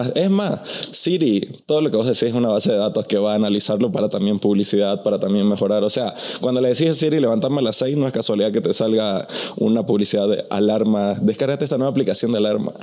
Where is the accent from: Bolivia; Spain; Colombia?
Bolivia; also born or lived in Mexico City; now in Los Angeles, United States; yo soy de Bolivia, estoy en la Ciudad de México, vivo en Los Ángeles